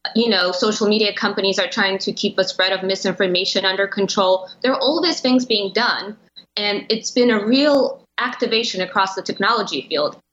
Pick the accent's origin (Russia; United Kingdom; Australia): Russia; also born or lived in Europe; now in United States; And I was born and I grew up in Russia, and I've lived around Europe for a while.